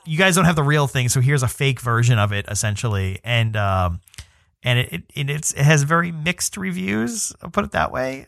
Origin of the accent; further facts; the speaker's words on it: New York City, New York, United States; I'm from New York City